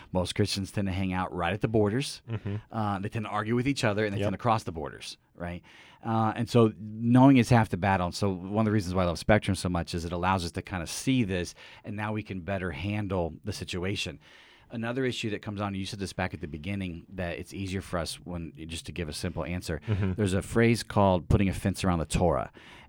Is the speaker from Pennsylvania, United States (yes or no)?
yes; Philadelphia, Pennsylvania, United States; But as we get to talking, and I explain that I'm from Philly, and he's from Pittsburgh, nope.